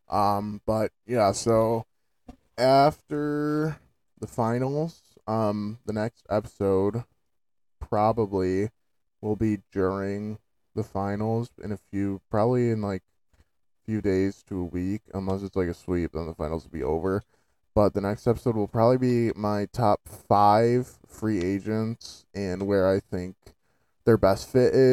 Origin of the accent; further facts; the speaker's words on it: Buffalo, New York, United States; I'm from Buffalo